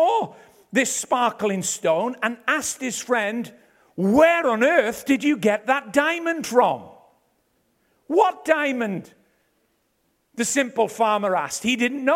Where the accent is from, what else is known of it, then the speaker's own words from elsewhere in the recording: Ebbw Vale, Wales, United Kingdom; I'm from Ebervale.